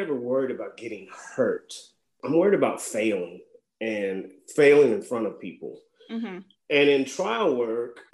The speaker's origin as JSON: {"language": "English", "region": "Missouri", "country": "United States", "tie": "born or raised there", "also_born_or_lived": "Louisiana / Miami, Florida", "moved": "as an adult", "lives_now": "Lafayette, United States", "said": "I grew up in Missouri, but I came to LSU and just never left, really."}